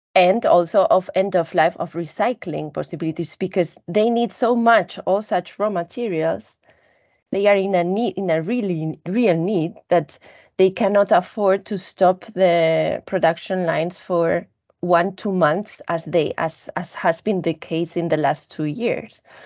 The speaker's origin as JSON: {"language": "English", "country": "Spain", "said": "I come from Spain"}